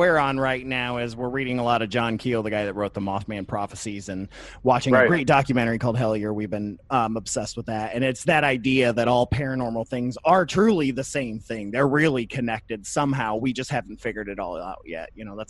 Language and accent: English; Michigan, United States; That I'm from Southeast Michigan, Northwest Ohio area. That's where my family's from.